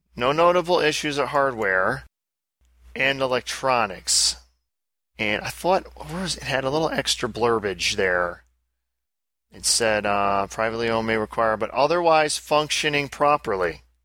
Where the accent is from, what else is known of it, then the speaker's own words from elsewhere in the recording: United States; as an American